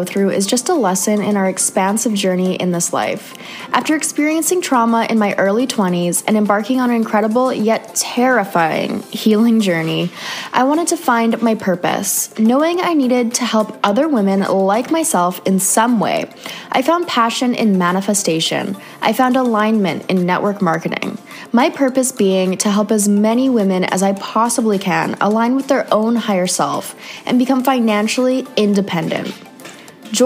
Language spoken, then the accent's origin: English; Canada; moved away; another Canadian girl